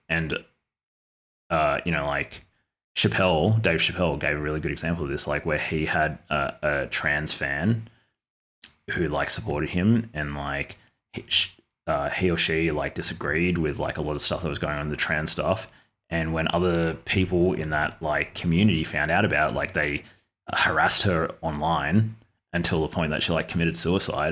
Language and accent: English; Australia; I'm an Australian